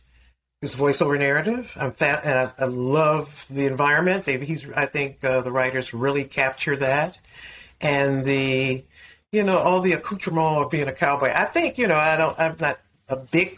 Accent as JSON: {"language": "English", "town": "Detroit", "region": "Michigan", "country": "United States", "tie": "born or raised there", "said": "I grew up in Detroit"}